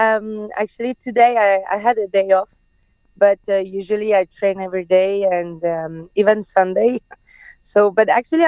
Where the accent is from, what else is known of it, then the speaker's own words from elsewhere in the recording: France; born there; English is a second language; So, but I was born in France. So, yeah, I always speak Farsi with my family, and then when I'm outside, I speak French.